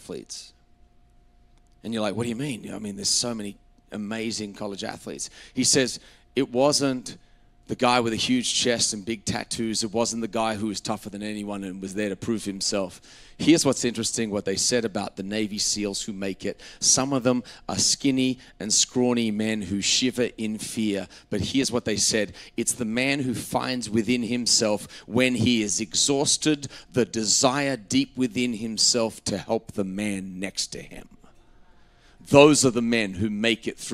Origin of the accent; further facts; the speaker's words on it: Australia; moved away as an adult; I grew up in Australia until I was 19, and you know, I have a very English, Scottish background.